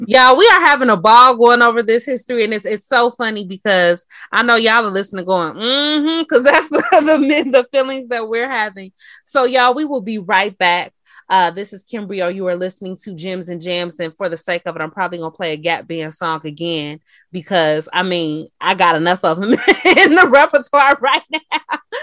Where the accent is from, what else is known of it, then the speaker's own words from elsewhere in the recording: Chicago, Illinois, United States; also born or lived in Matteson, Illinois; And I uh I was on the south side, you know, that's where I was born and raised.